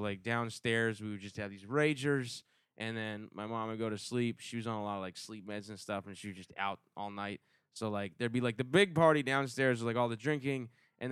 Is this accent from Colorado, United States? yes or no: no; Asheboro, North Carolina, United States; Up in Asheboro, North Carolina, a real small town. My dad worked at the zoo